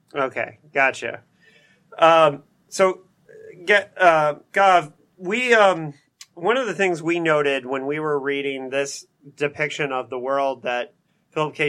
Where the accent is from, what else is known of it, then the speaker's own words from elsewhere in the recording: Bloomington, Indiana, United States; straight out of Bloomington, Indiana, my hometown